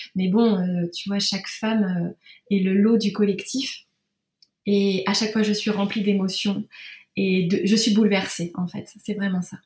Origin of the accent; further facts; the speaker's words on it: Normandy, France; also born or lived in Rouen; je suis normande, j'habite à Rouen